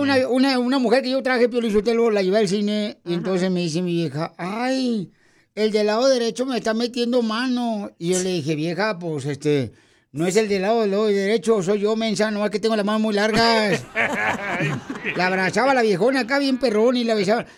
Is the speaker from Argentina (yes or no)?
no; Mexico; now in United States